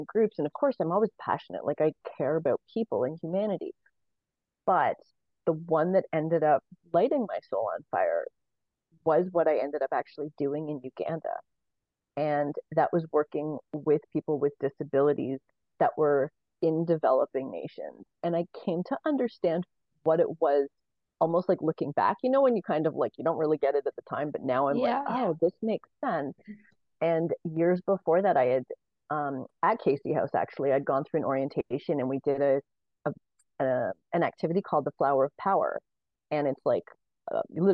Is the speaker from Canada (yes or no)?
yes; Canada; I was born in Canada into a ton of general privilege